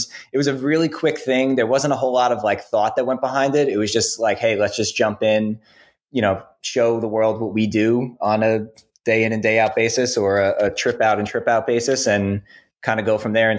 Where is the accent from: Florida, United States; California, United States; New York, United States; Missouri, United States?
New York, United States; we're both like from the same, you know, region. I'm from New York, Alex is from New Jersey